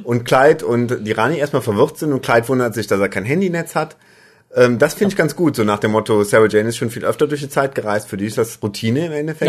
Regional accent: Germany; als Deutscher

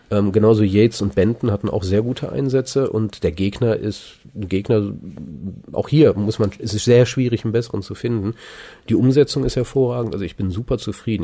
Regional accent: Germany; als Deutscher

